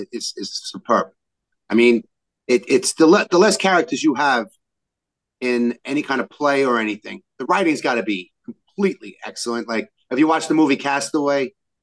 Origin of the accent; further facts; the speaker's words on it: New York City, New York, United States; We're all from Brooklyn.